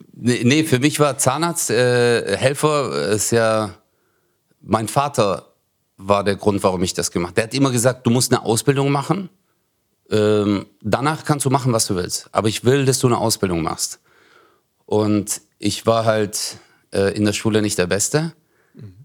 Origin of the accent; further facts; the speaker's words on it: Stuttgart, Baden-Württemberg, Germany; ich bin geboren in Bad Cannstatt, also mhm. im Krankenhaus, mhm. so wie die meisten eigentlich. Und dann, äh, äh, aber da habe ich in Zatzenhausen gewohnt